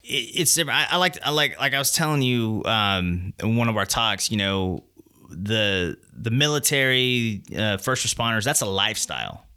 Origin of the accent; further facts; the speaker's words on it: Texas, United States; I grew up in Texas.